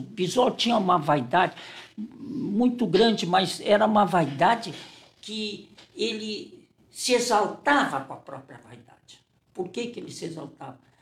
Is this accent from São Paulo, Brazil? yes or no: no; Porto Alegre, Rio Grande do Sul, Brazil; also born or lived in Santana (do Livramento), Rio Grande do Sul; Eu saí de Santana com sete anos e fui para um colégio filial do, do Anchieta, o Roque Gonzalez, e para fazer a quarta série primária e a quinta série primária.